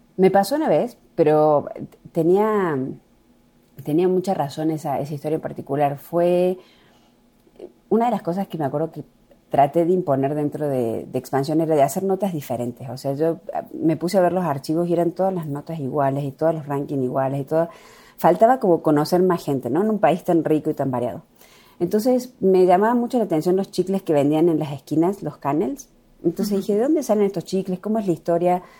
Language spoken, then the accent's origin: Spanish; La Cumbre, Córdoba, Argentina; soy de un pueblo muy pequeñito que se llama La Cumbre